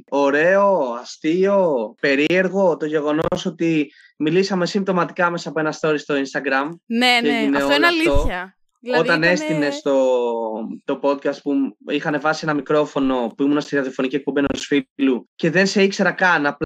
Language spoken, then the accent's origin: Greek; Athens, Attica, Greece; Θεσσαλονίκη, {S1} επειδή είμαι από Αθήνα, εγώ είναι αγαπημένη μου πόλη τη επαρχία